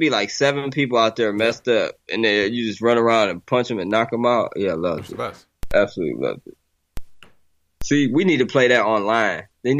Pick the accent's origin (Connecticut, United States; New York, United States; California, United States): California, United States; San Diego; now in Ohio, United States; I was born in California.